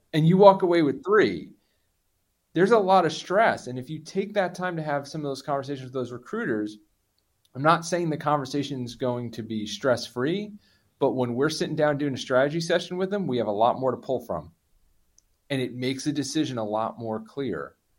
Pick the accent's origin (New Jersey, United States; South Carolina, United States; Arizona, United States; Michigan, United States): New Jersey, United States; I'm from Jersey